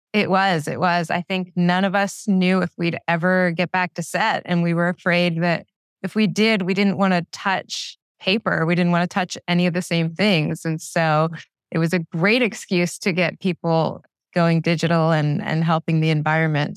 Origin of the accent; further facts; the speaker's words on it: Philadelphia, Pennsylvania, United States; I'm from Philadelphia